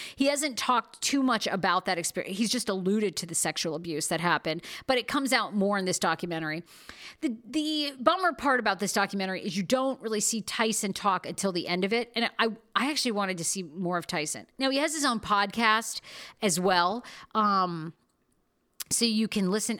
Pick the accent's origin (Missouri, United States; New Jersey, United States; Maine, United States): Maine, United States; I'm from Maine